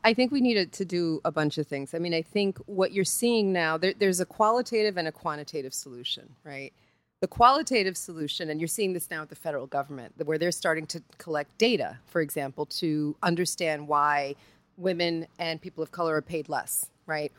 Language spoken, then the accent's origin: English; New York, United States; I'm from New York